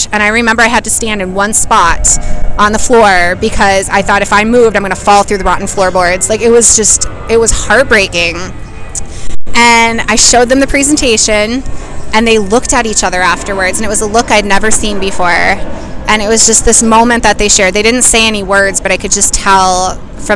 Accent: Minneapolis, Minnesota, United States; I'm from Minneapolis, Minnesota.

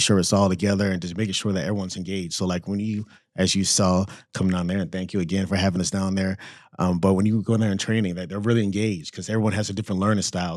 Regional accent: Orlando, Florida, United States; also born or lived in Saint Croix, U.S. Virgin Islands; I grew up there in Florida, grew up a free lunch kid, um, in Orlando, Florida

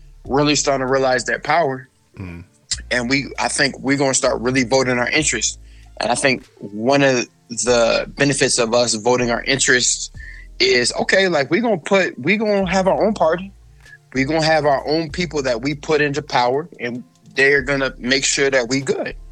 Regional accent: Sacramento, California, United States; We grew up in the early 90s, late 90s, early 2000s in South Sacramento

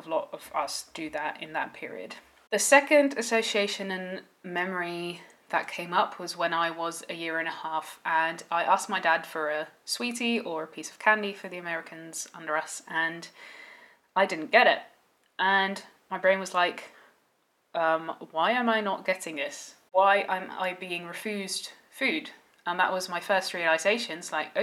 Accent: Netherlands; as I grew up in the Netherlands

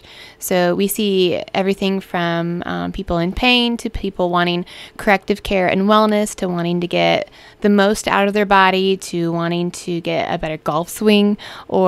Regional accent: Central Illinois, United States; moved away as an adult; now in Wentzville, United States; I was born and raised in Central Illinois

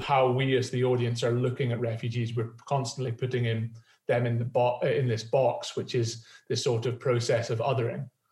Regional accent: Edinburgh, Scotland, United Kingdom; I'm from Edinburgh

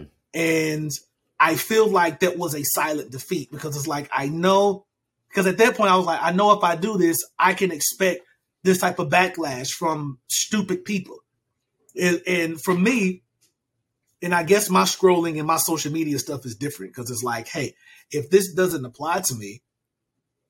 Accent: United States; I am American, born and raised in America

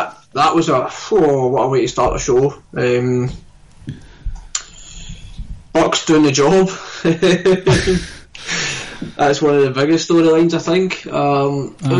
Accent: Scotland, United Kingdom; I'm Scottish through and through

